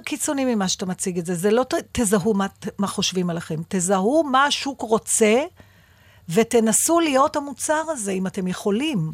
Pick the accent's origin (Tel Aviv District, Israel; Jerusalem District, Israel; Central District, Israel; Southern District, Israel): Tel Aviv District, Israel; Givatayim; בילדותי, בשנות ה-60 וה-70 בגבעתיים